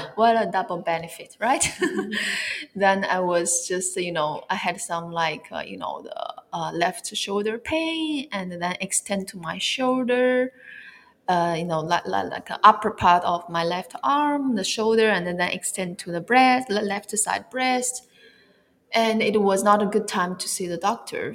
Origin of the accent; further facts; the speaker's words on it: China; moved away as an adult; also born or lived in Barcelona, Spain / California, United States / Merida, Mexico; I'm originally from China. I was born in China and raised up in China, and then I went to Europe to uh, for my study